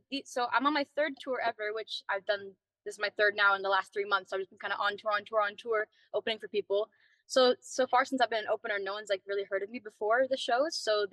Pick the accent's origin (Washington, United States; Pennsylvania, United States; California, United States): Washington, United States; born there; also born or lived in Tampa, Florida; No, I was born in Washington State, and I kind of moved all over the U.S. So I have like a mixture of accents from everywhere I've been.